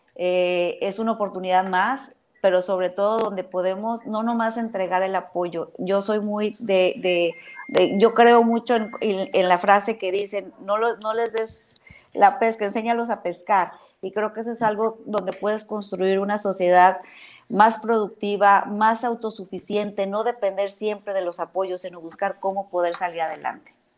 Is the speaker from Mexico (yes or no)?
yes; Baja California Sur, Mexico; yo soy una muy orgullosa sudcaliforniana. Defiendo mi tierra